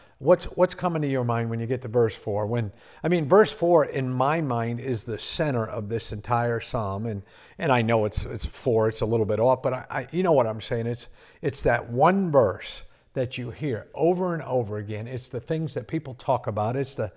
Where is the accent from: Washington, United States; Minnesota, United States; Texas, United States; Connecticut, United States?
Connecticut, United States; now in South Carolina, United States; raised in Connecticut.